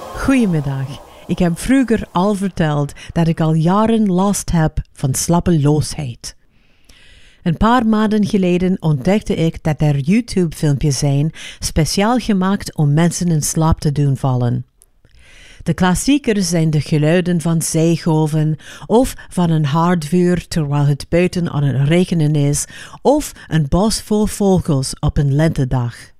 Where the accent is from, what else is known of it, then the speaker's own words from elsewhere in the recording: Los Angeles, California, United States; Dutch is a second language; moved away; ik ben opgegroeid in Los Angeles